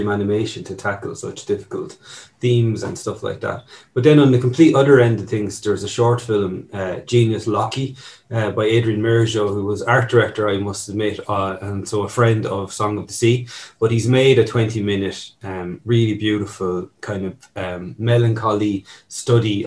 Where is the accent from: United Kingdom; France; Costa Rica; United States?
United Kingdom; Newry, Northern Ireland; moved away; a little bit comes from my own childhood being up in the north. I was originally from Newry